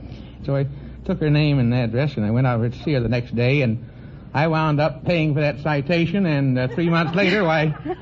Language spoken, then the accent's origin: English; Chattanooga, Tennessee, United States; also born or lived in Georgia; now in Los Angeles, United States; I was born in Georgia and spent most of my boyhood days in Chattanooga, Tennessee, and I've been out here since 1919.